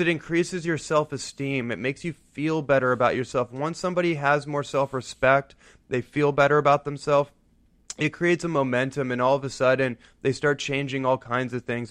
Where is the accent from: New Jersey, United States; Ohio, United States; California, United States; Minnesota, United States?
California, United States; Bay Area, Northern; I grew up in Northern California in the Bay Area